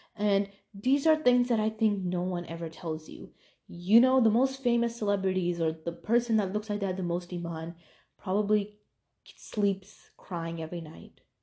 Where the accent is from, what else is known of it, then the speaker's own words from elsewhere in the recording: New York, United States; moved away; when I used to live in New York and it was a really diverse place